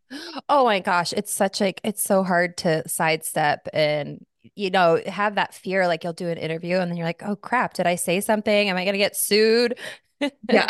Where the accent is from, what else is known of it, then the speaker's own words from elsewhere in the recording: Arizona, United States; now in New York City, United States; I grew up in Arizona.